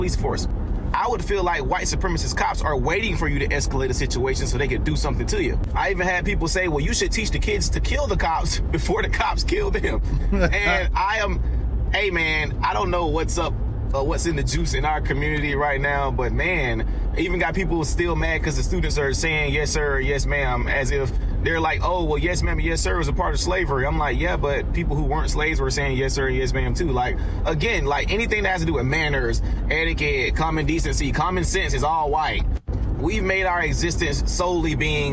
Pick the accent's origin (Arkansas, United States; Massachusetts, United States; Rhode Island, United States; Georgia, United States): Georgia, United States; Albany; I do my work for my hometown of Albany, Georgia.